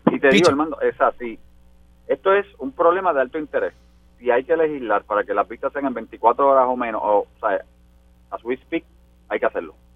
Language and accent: Spanish; Puerto Rico; somos puertorriqueños, compramos, se queda en la economía